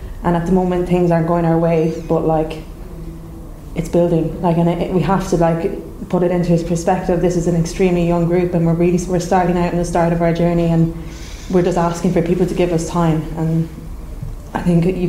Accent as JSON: {"language": "English", "country": "Ireland", "said": "We're an Irish national team, we're Irish people"}